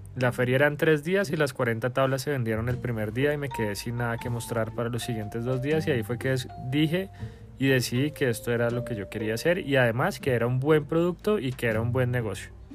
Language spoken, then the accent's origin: Spanish; Bogotá, Colombia; moved away as an adult; como todo buen bogotano